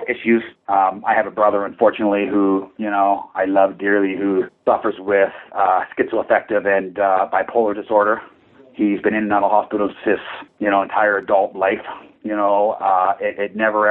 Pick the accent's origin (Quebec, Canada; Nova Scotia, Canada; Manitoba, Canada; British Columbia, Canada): British Columbia, Canada; Port Coquitlam; Portland, my hometown, where our head office is